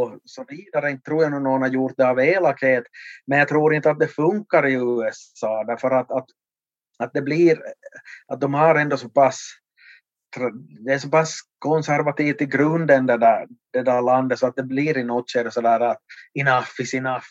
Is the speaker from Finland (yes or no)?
yes; Vaasa, Ostrobothnia, Finland; min hemort här i Vasa